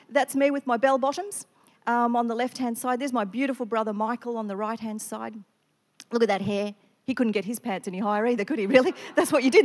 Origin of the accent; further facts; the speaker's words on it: country western Victoria, Australia; now in Queensland, Australia; I grew up in Victoria, country western Victoria.